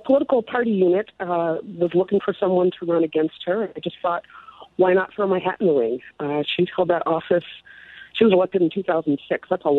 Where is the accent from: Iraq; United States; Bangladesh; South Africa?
United States; Philadelphia, Pennsylvania; moved away as an adult; also born or lived in Washington, D.C.; now in Minneapolis, United States; I was born and raised in Philadelphia. Went to school in Washington, D.C., and wound up here in Minnesota in 89 after I graduated. I live in South Minneapolis.